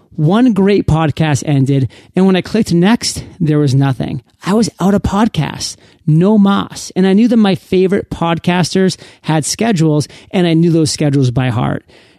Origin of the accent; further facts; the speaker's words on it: Maine, United States; moved away as an adult; This opportunity was way across the country in my home state of Maine, a place that I had left 13 years prior when I left for college.